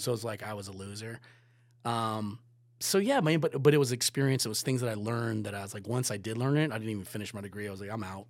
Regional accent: Virginia Beach, Virginia, United States; moved away as an adult; also born or lived in Killington, Vermont; growing up in Virginia Beach

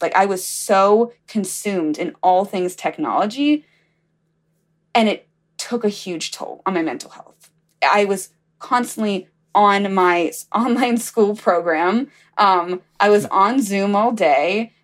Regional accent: Alabama, United States; I'm from Alabama.

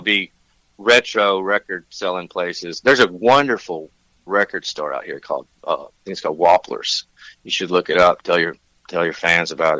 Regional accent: Tennessee, United States; moved away as an adult; also born or lived in Nashville, Tennessee; now in Santa Barbara, United States; I'm from Tennessee

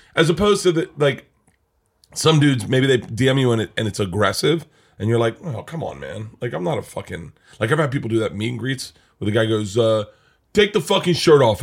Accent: Florida, United States; I grew up in Florida

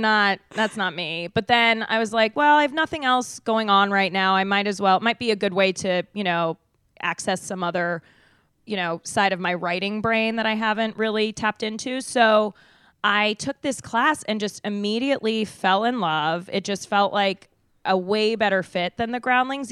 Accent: Denver, Colorado, United States; moved away as an adult; now in Los Angeles, United States; I'm from Denver

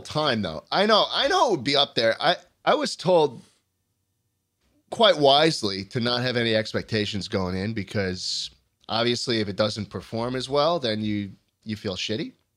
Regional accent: New York City, New York, United States; I grew up driving in New York City

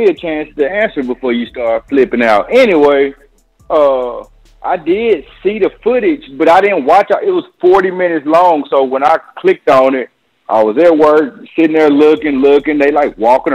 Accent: Alabama, United States; I'm from Alabama

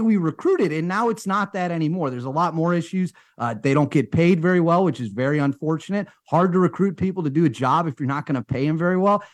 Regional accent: United States; As an American

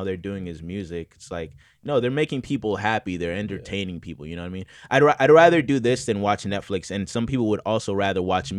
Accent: St. Petersburg, Florida, United States; now in Los Angeles, United States; Yeah, so I'm originally from St. Petersburg, Florida. Shout out to St. Pete.

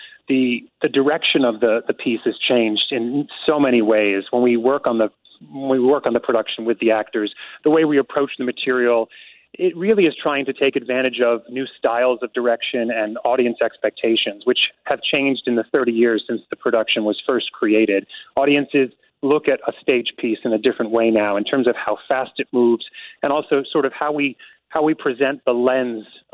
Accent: United States; As an American

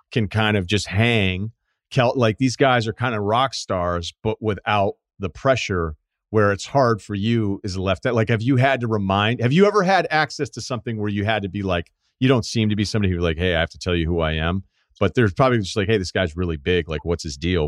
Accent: Massachusetts, United States; I'm from Massachusetts

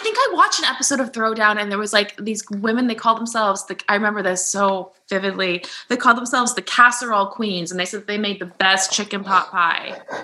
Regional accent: New Jersey, United States; moved away; also born or lived in New York City, United States; I grew up in New Jersey

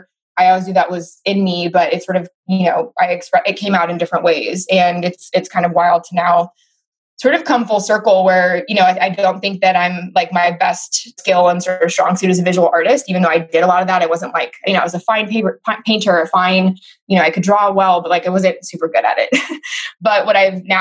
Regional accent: Oakland, California, United States; I'm from Oakland, California. Very proud to be Oakland born and raised.

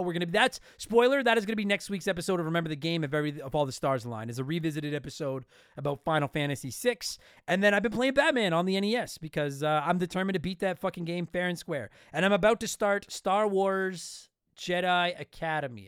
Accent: Canada; I'm Canadian

